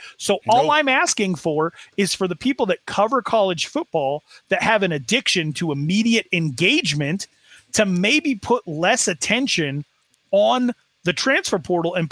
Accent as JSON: {"language": "English", "town": "Sheridan", "region": "Wyoming", "country": "United States", "said": "I am from Sheridan, Wyoming"}